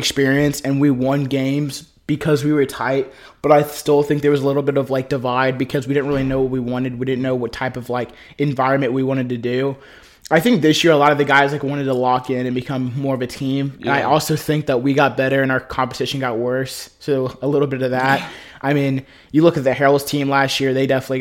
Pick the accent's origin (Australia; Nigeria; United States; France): United States; Hillsborough, North Carolina; work from, you know, pretty much my hometown